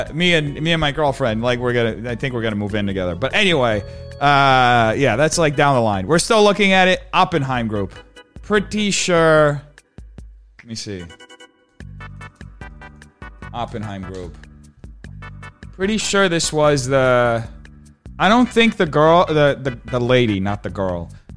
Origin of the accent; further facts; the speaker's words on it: California, United States; I'm from Cali. It makes me sick.